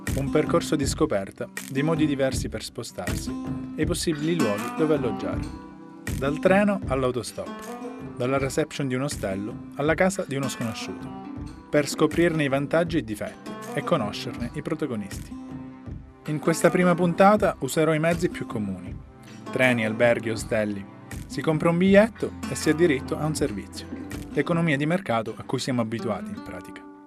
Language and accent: Italian; Palermo, Sicily, Italy; born or raised there